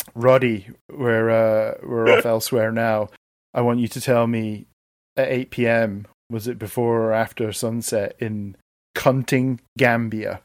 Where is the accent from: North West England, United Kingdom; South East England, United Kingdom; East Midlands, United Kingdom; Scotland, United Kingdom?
Scotland, United Kingdom; Stirling; moved away; My hometown of Stirling, Scotland